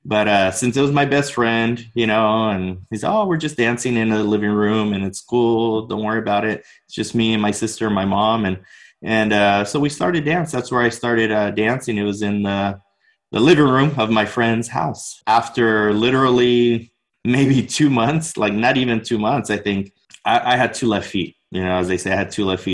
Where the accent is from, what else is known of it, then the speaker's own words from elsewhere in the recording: Orange County, Southern California, United States; I was born and raised here in Orange County, Southern California